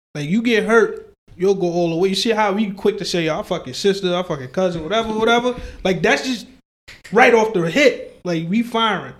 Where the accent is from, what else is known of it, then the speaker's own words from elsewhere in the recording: New York City, New York, United States; I'm from Brooklyn